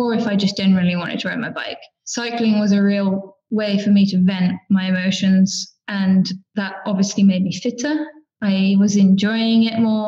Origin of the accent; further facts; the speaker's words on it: Oxford, South East England, United Kingdom; I'm from Oxford in the United Kingdom